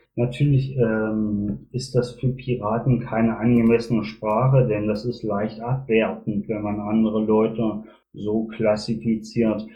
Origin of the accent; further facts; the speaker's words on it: Magdeburg, Saxony-Anhalt, Germany; now in Bielefeld, Germany; bin selber in Magdeburg geboren, habe selber in der DDR gewohnt, äh, daher kenne ich die strukturierte Arbeit der SED, beziehungsweise ich war Jungpionier in der DDR